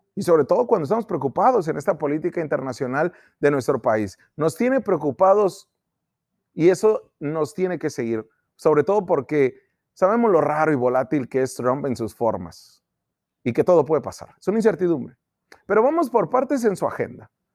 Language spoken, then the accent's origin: Spanish; Mexico; los mexicanos